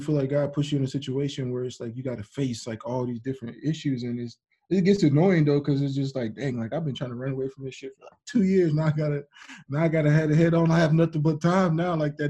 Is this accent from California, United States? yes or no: yes; San Diego, California, United States; It was an apartment, because like in where I grew up in California, in San Diego, like they had like all these little stone things for drive-bys